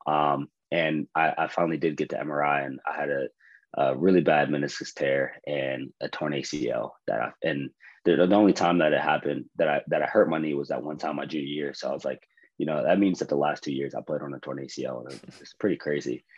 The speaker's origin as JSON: {"language": "English", "town": "Johnstown", "region": "Pennsylvania", "country": "United States", "tie": "born or raised there", "also_born_or_lived": "West Point, New York", "moved": "as an adult", "lives_now": "Tacoma, United States", "said": "I'm originally from Johnstown, Pennsylvania, born and raised"}